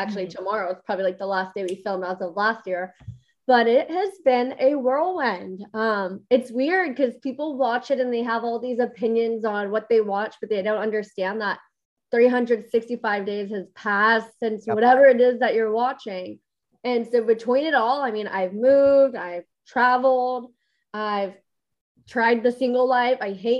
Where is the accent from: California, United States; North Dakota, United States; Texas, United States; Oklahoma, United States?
California, United States; San Diego; born there; now in Austin, United States; Yeah. So I was born in San Diego. I'm a military brat.